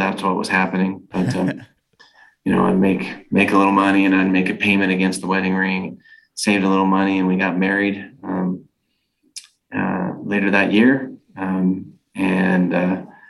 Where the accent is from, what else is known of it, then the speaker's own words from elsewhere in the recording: California, United States; now in Utah, United States; I'm originally from California, but I stayed here